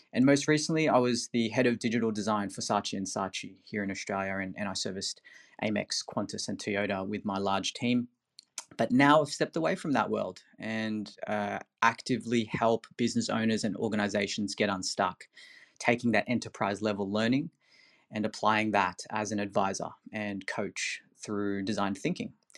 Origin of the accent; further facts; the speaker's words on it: Philippines; moved away; I'm originally from the Philippines.